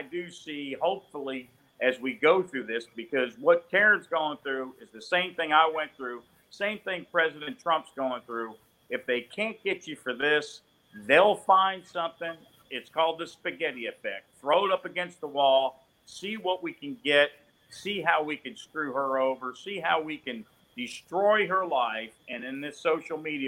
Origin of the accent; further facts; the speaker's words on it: Jupiter, Florida, United States; now in Mobile, United States; where I grew up in Jupiter, now in Mobile, Alabama